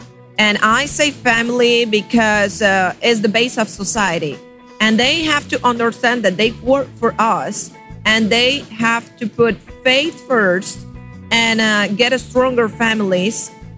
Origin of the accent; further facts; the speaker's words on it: Colombia; now in United States; I am originally from Colombia, but I'm living in South Florida.